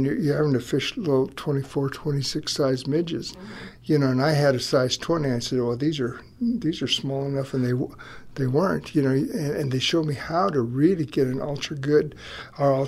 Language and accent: English; Denver, Colorado, United States; I was born in Denver. Not too many. I tell people I'm a native